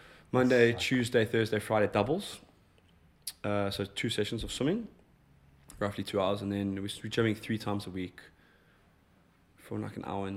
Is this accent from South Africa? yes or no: yes; South Africa; I'm South African